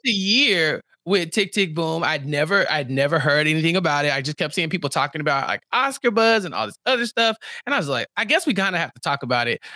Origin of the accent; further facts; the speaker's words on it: Texas, United States; as a Texan